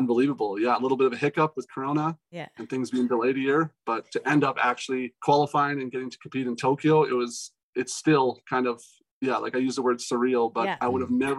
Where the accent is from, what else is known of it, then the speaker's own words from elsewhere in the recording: Alberta, Canada; I was born in Canada